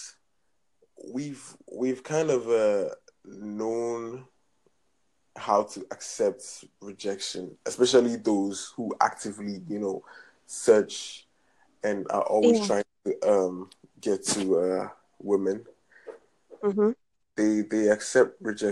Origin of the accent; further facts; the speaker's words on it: Ghana; I'm from Ghana, West Africa.